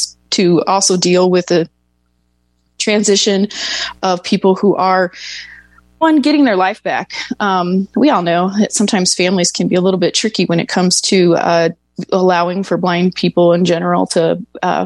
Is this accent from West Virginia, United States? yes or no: no; Dayton, Ohio, United States; now in Arizona, United States; I was born and raised in Dayton, Ohio